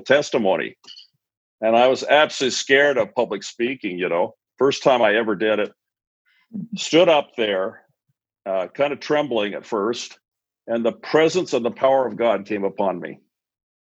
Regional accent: Albuquerque, New Mexico, United States; also born or lived in Malaysia; I grew up in Albuquerque, New Mexico, here in the Southwest, many years back.

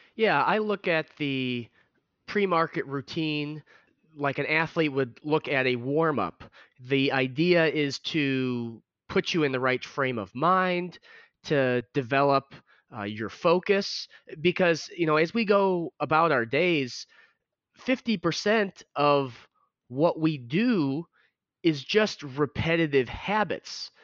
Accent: Chicago, Illinois, United States; growing up in the Chicago area

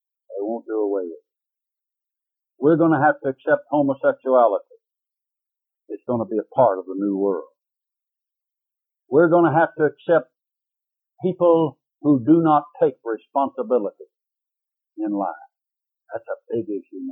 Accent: Waco, Texas, United States; also born or lived in Dallas, Texas; I was raised in Waco, Texas.

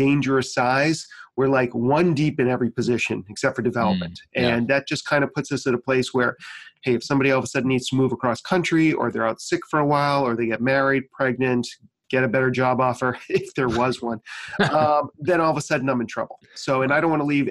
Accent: Maine, United States; born or raised there

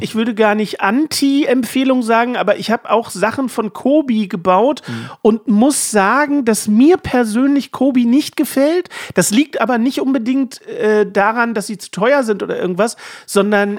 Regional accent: Dresden, Saxony, Germany; wollte ich die Frauenkirche aus Dresden gerne bauen, äh, weil es nun mal meine Heimat ist

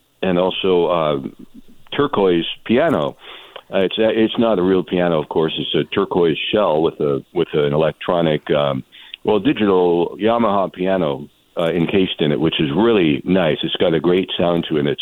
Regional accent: Redmond, Washington, United States; moved away as an adult; also born or lived in Seattle, Washington; now in Coachella Valley, United States; I was born in the Seattle area and raised in Redmond, Washington, which is east of Seattle

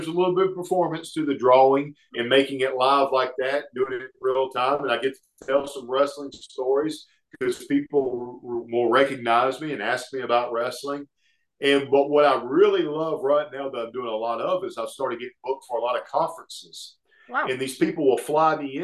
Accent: Oxford, Alabama, United States; Oxford, Alabama, which is my hometown

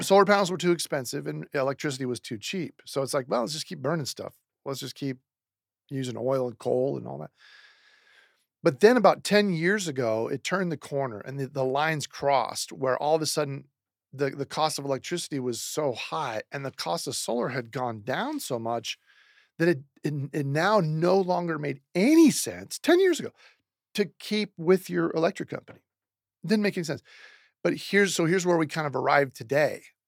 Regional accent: Seattle, Washington, United States; now in Phoenix, United States; I'm from Seattle, Washington originally.

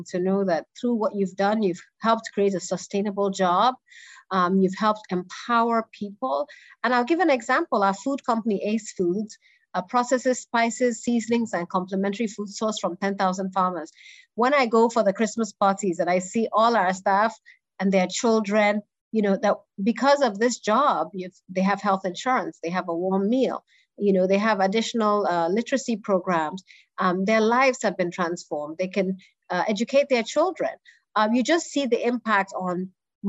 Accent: Enugu, Enugu State, Nigeria; moved away; also born or lived in United States; I grew up in Enugu, in the southeastern part of Nigeria.

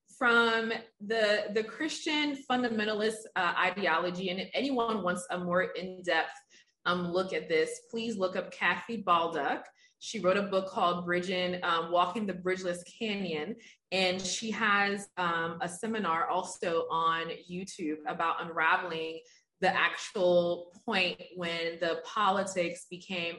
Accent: Liberia; moved away; I'm originally from Africa. I'm from Liberia, West Africa

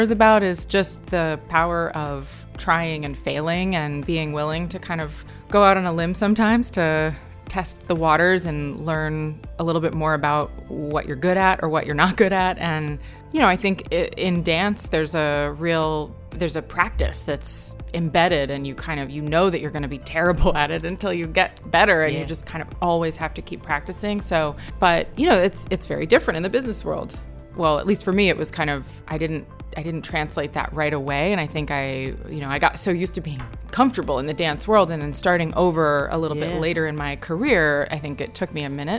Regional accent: Connecticut, United States; moved away as an adult; also born or lived in New York; I grew up in Connecticut and my mom still lives in Torrington.

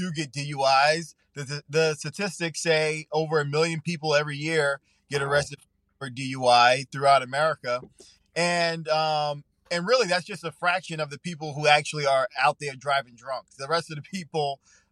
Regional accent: Long Island, New York, United States; moved away as an adult; also born or lived in Atlanta; I'm born and raised on Long Island, on the South Shore of Long Island.

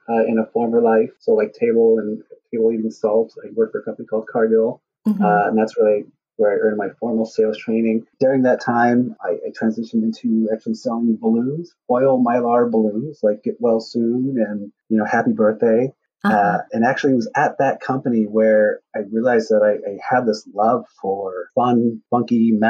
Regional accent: West Chicago, Illinois, United States; I was always passionate about cars growing up in my hometown in West Chicago

